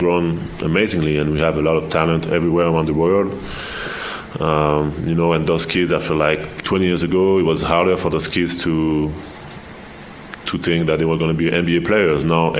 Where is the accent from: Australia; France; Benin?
France; now in United States; growing up in Europe